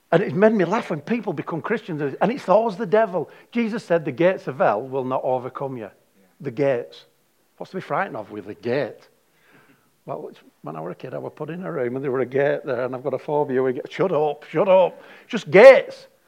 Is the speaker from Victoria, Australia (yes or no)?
no; Darwin, Northern Territory, Australia; I didn't come from heaven, I come from Darwin.